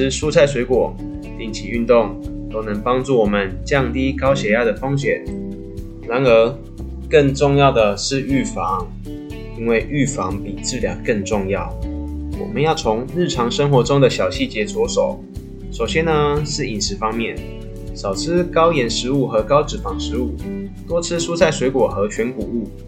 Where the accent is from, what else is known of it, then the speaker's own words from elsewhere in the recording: Taiwan; 我们台湾人又爱吃美食